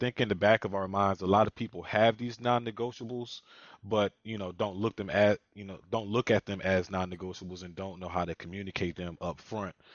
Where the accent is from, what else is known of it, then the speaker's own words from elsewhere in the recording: Philadelphia, Pennsylvania, United States; I'm from Philadelphia as well